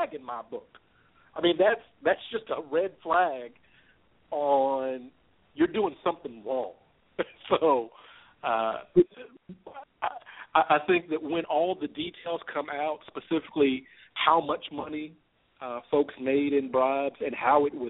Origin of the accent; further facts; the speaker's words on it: Louisville, Kentucky, United States; here in my hometown of Louisville